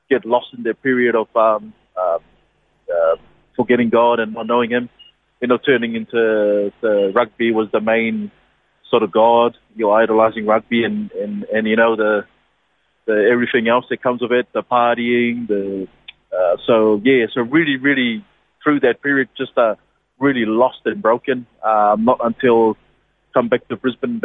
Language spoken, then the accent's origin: English; Niue; moved away; born and bred in Niue.